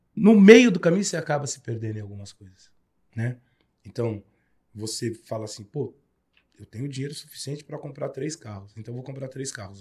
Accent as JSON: {"language": "Portuguese", "area": "Peruche", "region": "São Paulo", "country": "Brazil", "tie": "born or raised there", "said": "Eu sou nascido e criado na Unidos da Peruche."}